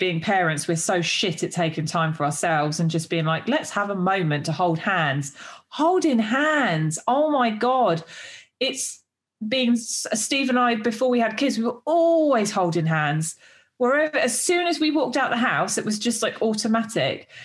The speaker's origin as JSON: {"language": "English", "country": "United Kingdom", "said": "I'm too I'm too British"}